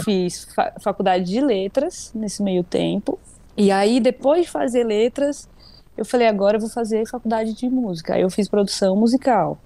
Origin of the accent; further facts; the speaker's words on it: Presidente Prudente, São Paulo, Brazil; moved away as an adult; now in São Paulo, Brazil; eu sou de Presidente Prudente, interior